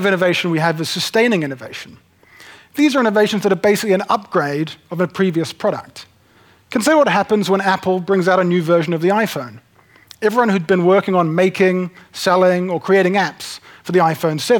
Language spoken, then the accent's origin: English; Nelson, New Zealand; moved away as an adult; also born or lived in United Kingdom / United States; I grew up in Nelson